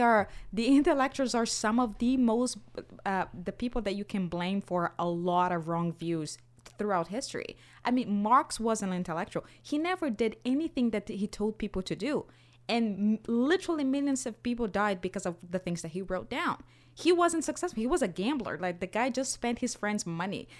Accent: Brazil; moved away; I'm from Brazil.

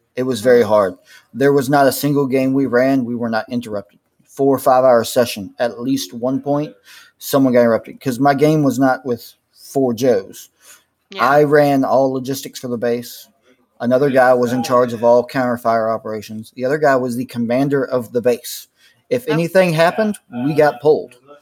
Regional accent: Texas, United States

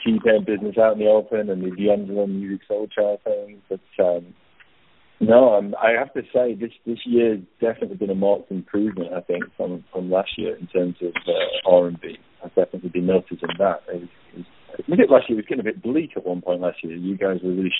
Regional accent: United Kingdom; moved away as an adult; now in Australia; I'm originally from the UK. I moved over here when I was 30

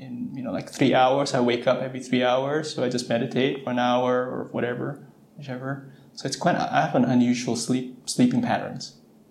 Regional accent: West Coast, United States; Nice to see if this is someone from the East Coast. I'm from the West Coast.

